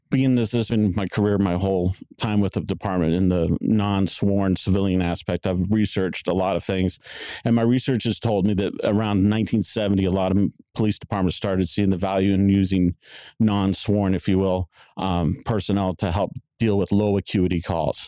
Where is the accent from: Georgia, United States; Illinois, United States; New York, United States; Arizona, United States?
Arizona, United States; Tempe; also born or lived in Monterey, California; I was born in Monterey, California. My parents brought me back to Tempe when I was about four years of age, so I've lived in Tempe my whole life